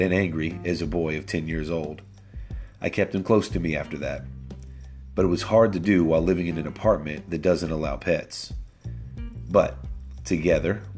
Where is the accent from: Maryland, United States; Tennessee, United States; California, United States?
Tennessee, United States; I began training dogs when I was just a boy growing up in Tennessee.